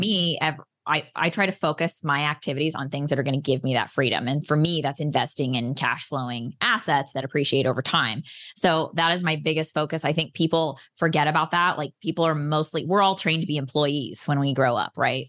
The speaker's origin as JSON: {"language": "English", "region": "Oklahoma", "country": "United States", "tie": "born or raised there", "also_born_or_lived": "San Diego, California", "moved": "yes", "said": "I am originally from San Diego, but I grew up on an eighty acre ranch in Oklahoma"}